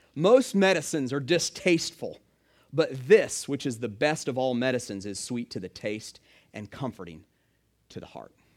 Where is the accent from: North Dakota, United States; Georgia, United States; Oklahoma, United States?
Georgia, United States; Stone Mountain; now in Hilton Head, United States; I grew up in Atlanta. I actually grew up in, uh, Stone Mountain